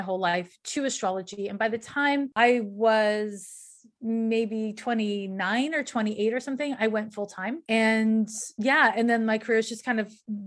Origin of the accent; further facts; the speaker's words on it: Montreal, Quebec, Canada; I'm from Montreal, Quebec, Canada